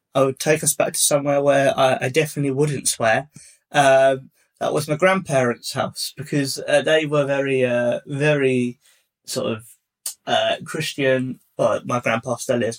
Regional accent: Hertfordshire, East of England, United Kingdom; I grew up in uh, like the southeast and I grew up in Hertfordshire

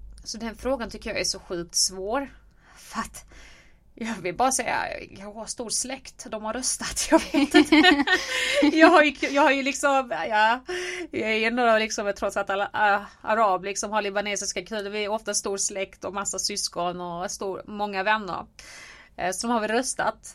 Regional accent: Helsingborg, Skåne, Sweden; jag är uppväxt i Helsingborg på Söder

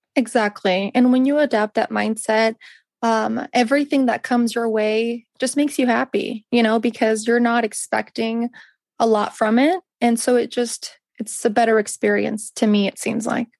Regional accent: Northern California, United States; now in Napa Valley, United States; I was born and raised in Northern California, which is one hour south of San Francisco

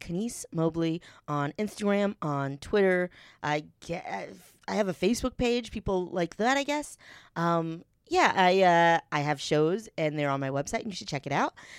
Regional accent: North Carolina, United States; I'm from North Carolina.

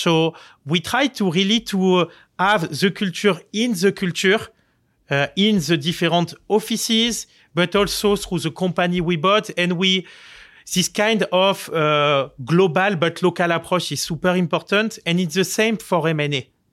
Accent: Marseille, Provence-Alpes-Côte d'Azur, France; English is a second language; moved away as an adult; now in New York, United States; I grew up in Marseille.

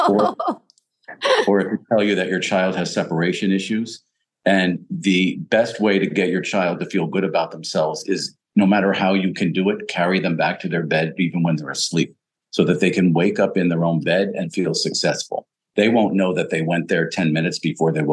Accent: Pennsylvania, United States; I grew up in Pennsylvania, my dad was a coal miner

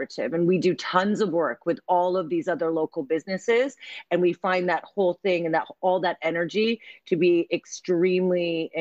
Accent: United States; moved away as an adult; also born or lived in Lancaster, United Kingdom / Manchester, United Kingdom / London, United Kingdom; now in Birmingham, United Kingdom; I'm American. I came over to the UK quite some time ago.

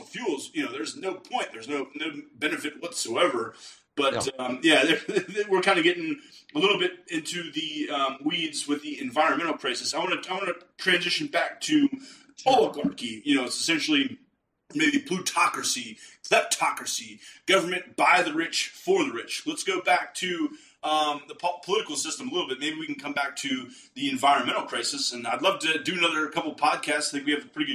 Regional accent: Pittsburgh, Pennsylvania, United States; moved away; also born or lived in Philadelphia; I'm from Pittsburgh

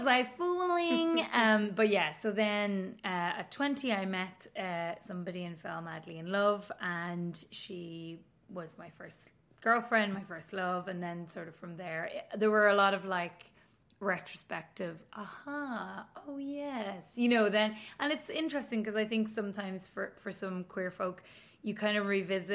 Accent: Donegal, Ulster, Ireland; moved away as an adult; also born or lived in Coleraine / Belfast; now in Dublin, Ireland; I'm from Donegal

